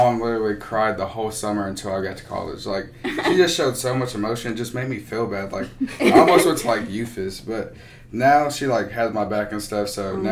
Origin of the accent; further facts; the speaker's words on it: Fort Smith, Arkansas, United States; I'm from Fort Smith, Arkansas